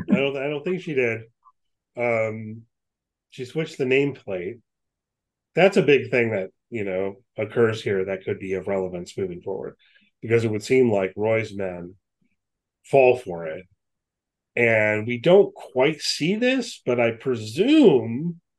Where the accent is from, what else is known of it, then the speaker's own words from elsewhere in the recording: United States; I, i am an American.